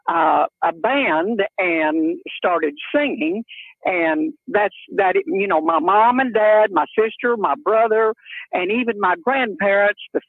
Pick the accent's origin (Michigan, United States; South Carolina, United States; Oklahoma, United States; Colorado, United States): Oklahoma, United States; also born or lived in Nashville; I am an Oklahoma native, and I was born and raised here